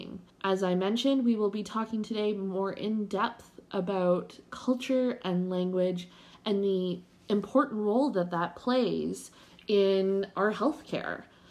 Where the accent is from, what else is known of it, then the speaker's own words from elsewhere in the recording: Canada; being a Canadian